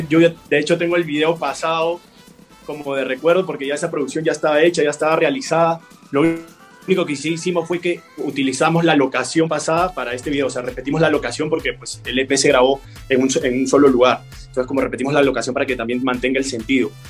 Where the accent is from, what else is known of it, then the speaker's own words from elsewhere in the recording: Peru; moved away as an adult; now in Medellín, Colombia; en mi país